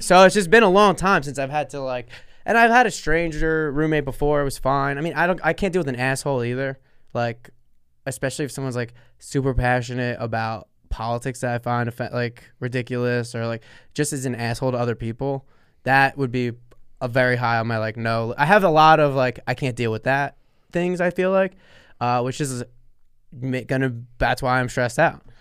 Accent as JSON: {"language": "English", "town": "Sayreville", "region": "New Jersey", "country": "United States", "tie": "born or raised there"}